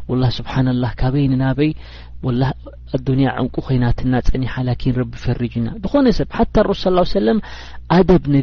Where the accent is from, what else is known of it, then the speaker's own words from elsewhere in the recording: Eritrea; moved away; ንሕና ከም ኤርትራውያን